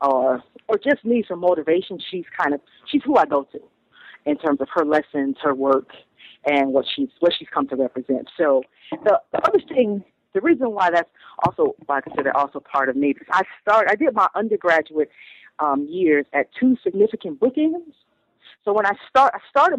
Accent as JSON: {"language": "English", "town": "Toledo", "region": "Ohio", "country": "United States", "tie": "born or raised there", "also_born_or_lived": "Stanford, California", "moved": "as an adult", "lives_now": "Brooklyn, United States", "said": "I grew up in Toledo, Ohio, raised by a very large working class family that had recently migrated from Alabama to Toledo, Ohio"}